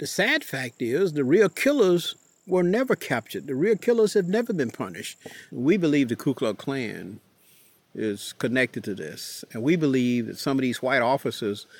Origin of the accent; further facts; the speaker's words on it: Warrenton, Georgia, United States; my hometown of Warrenton